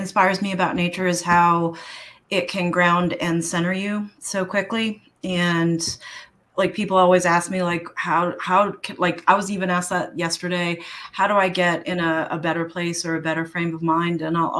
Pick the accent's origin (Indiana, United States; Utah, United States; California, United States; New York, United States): New York, United States; Like, even growing up in New York, I mean, I grew up in Washington Square Park, you know, and that has like little patches of grass and trees.